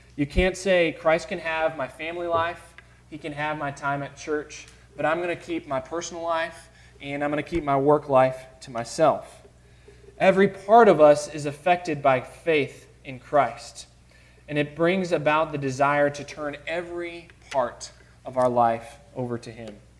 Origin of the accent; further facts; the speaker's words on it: Chicago, Illinois, United States; Growing up in Chicago, uh, my aunts and uncles on both sides uh, were very close